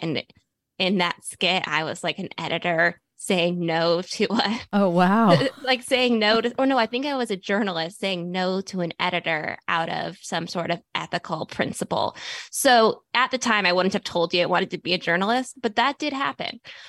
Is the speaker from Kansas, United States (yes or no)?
no; Bethesda, Maryland, United States; So I grew up right around here, in Bethesda.